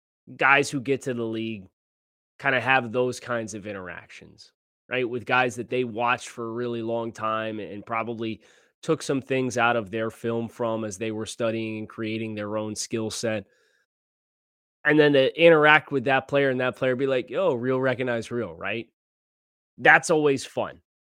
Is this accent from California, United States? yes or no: yes; California, United States; now in Florida, United States; I'm thinking it's an alligator because I'm from California.